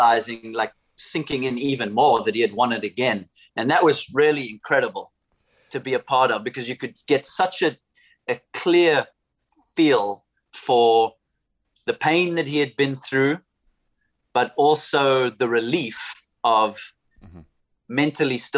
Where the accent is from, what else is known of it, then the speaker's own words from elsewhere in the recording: Somerset West, Western Cape, South Africa; my hometown in Somerset West.